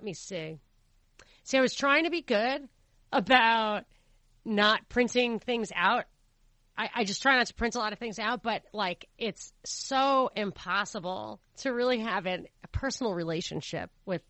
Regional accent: New York, United States; the ground zero for some of this stuff is where I grew up in New York.

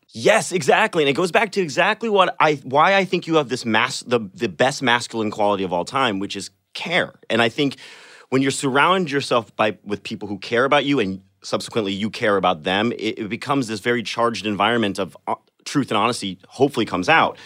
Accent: Iowa, United States; I was born and raised in Iowa, and I consider myself Iowan

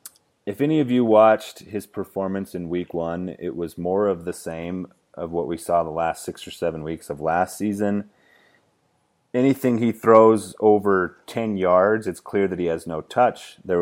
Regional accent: Cheyenne, Wyoming, United States; I'm from Cheyenne, Wyoming, so I'm pretty close.

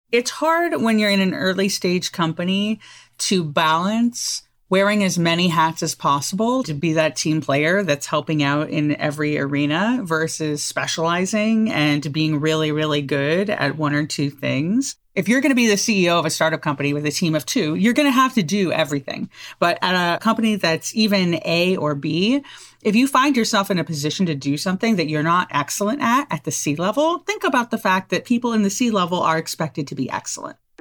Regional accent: Southern California, United States; where I grew up in Southern California

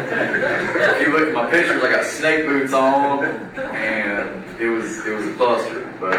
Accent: Maryville, Tennessee, United States; I'm from Maryville, Tennessee.

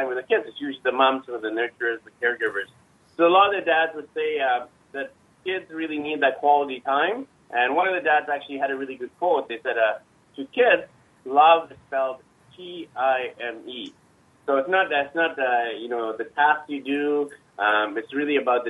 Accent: Vancouver, British Columbia, Canada; I'm from Vancouver, Canada

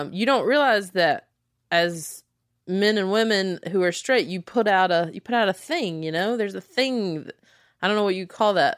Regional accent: small town South, United States; accent: Southern; I am from small town South

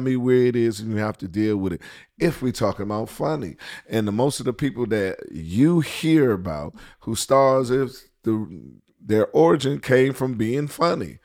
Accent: Washington, District of Columbia, United States; moved away as an adult; also born or lived in Atlanta; D C, my hometown

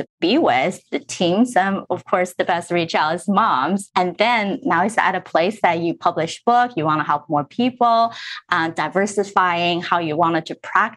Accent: New Jersey, United States; also born or lived in Middlesex County, New Jersey; Growing up in Central Jersey, I was actually in Berkshire County when I was little, and then we moved to Middlesex County.

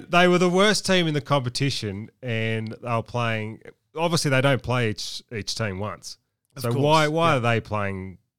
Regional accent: Wagga Wagga, New South Wales, Australia; I was from Wagga

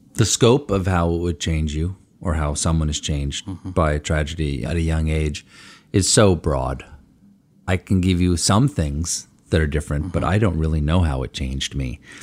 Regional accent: Washington, District of Columbia, United States; also born or lived in Bethesda, Maryland; I was born in Washington, D C, at Georgetown University Hospital

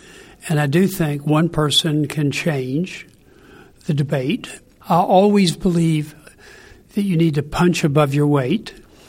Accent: Kentucky, United States; I grew up in Kentucky. As they say in Kentucky, there's only three things you can do: coal mine, moonshine, or get on down the line.

